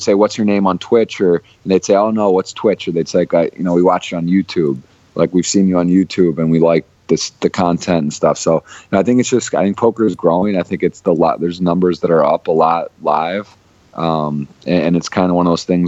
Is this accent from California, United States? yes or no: no; Ann Arbor, Michigan, United States; I was born and raised in Ann Arbor, Michigan. I was there my whole life until college